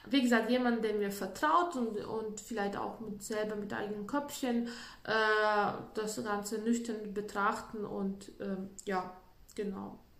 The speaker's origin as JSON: {"language": "German", "country": "Latvia", "second_language": "German", "said": "bei uns in Lettland, ich komme ja aus Lettland, und bei uns ist üblich, dass äh, jeder macht für sich extrem schön in den Wohnungen."}